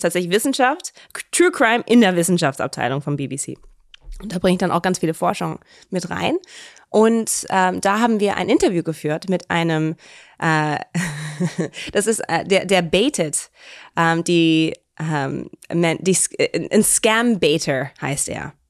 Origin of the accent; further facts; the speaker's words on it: Cologne, North Rhine-Westphalia, Germany; also born or lived in Canada; Köln, wir sind in Köln aufgewachsen, in Sülz